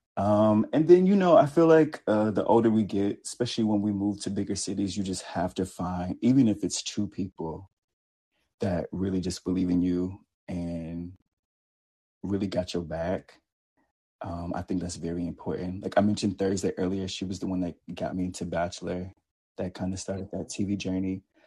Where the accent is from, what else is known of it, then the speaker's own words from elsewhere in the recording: the South, United States; from the South